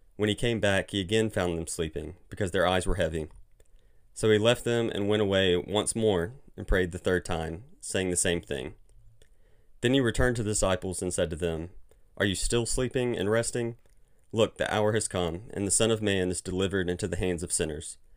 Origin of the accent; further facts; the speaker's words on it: Mobile, Alabama, United States; moved away as an adult; now in Birmingham, United States; I grew up in Mobile, Alabama